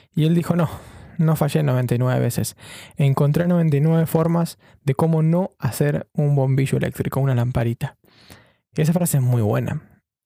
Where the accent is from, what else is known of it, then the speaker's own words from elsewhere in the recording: Chubut, Argentina; also born or lived in Buenos Aires, Argentina; now in London, United Kingdom; yo soy de Chubut, de la provincia de Chubut en Argentina